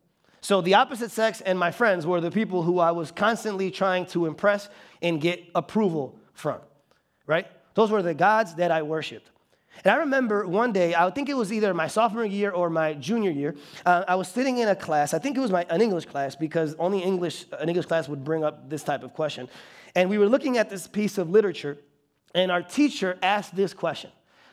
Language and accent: English; Bartlett, Illinois, United States; also born or lived in Chicago; I actually grew up in this area. So I was born in Chicago, and then around 3rd grade, we moved out to Bartlett.